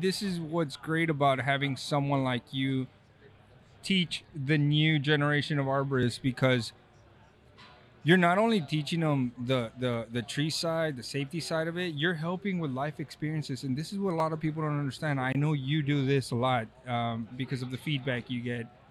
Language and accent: English; Texas, United States; now in California, United States; I'm from Texas